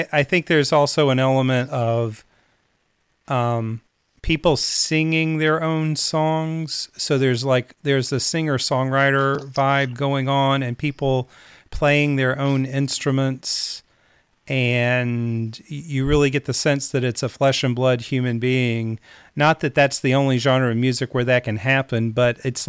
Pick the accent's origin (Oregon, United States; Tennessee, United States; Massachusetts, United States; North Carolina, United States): North Carolina, United States; Charlotte; certainly I heard a lot of country music growing up, a lot of Texas music growing up, even though I was raised in Charlotte, North Carolina.